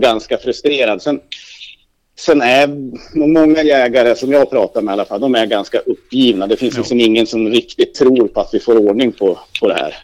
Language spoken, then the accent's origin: Swedish; Hälsingland, Gävleborg County, Sweden; moved away; där jag kommer hem från hemma i Hälsingland